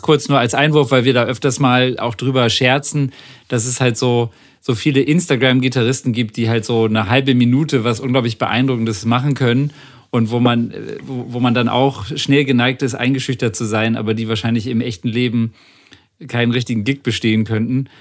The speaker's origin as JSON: {"language": "German", "region": "Bremen", "country": "Germany", "said": "ich komme aus Bremen"}